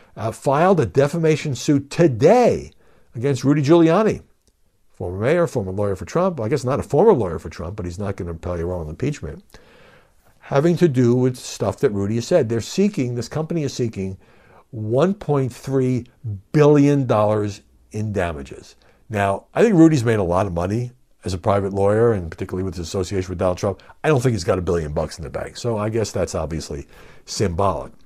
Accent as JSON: {"language": "English", "town": "New York City", "region": "New York", "country": "United States", "said": "I'm from Brooklyn"}